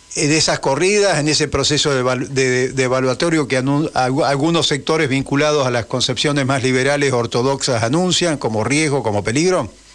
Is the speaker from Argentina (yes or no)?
yes; Argentina